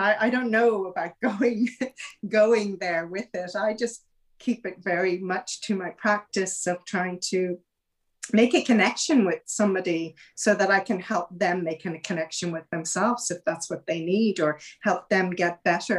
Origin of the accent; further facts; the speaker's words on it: Ireland; I grew up in Ireland, you know, and it was a very, very Catholic country